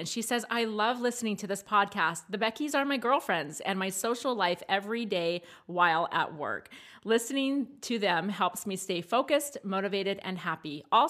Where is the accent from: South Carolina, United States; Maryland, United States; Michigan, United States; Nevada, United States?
Maryland, United States; Yeah, that wasn't a thing where I grew up in Maryland either.